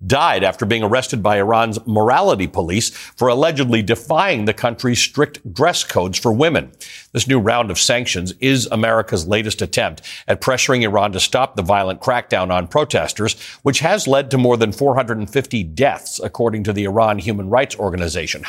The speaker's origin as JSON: {"language": "English", "town": "Toronto", "region": "Ontario", "country": "Canada", "tie": "born or raised there", "said": "I grew up in Toronto"}